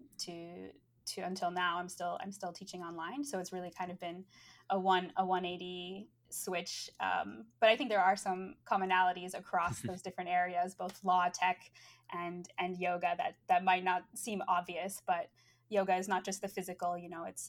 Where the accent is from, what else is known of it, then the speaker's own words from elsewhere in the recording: United States; moved away as an adult; now in London, United Kingdom; I've spent most elections as an American abroad